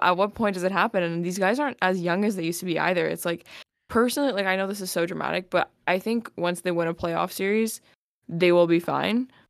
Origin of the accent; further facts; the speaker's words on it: Winnipeg, Manitoba, Canada; we all know that if we're from Winnipeg